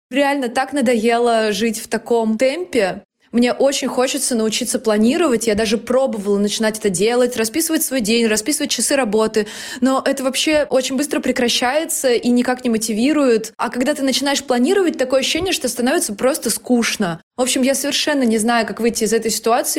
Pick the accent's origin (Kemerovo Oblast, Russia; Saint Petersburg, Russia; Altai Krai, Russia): Saint Petersburg, Russia; мне 29, я из Санкт-Петербурга